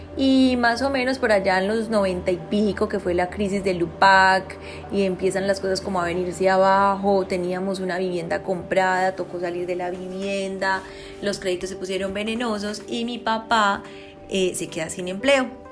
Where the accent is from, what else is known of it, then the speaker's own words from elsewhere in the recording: Copacabana, Antioquia, Colombia; me crié en Copacabana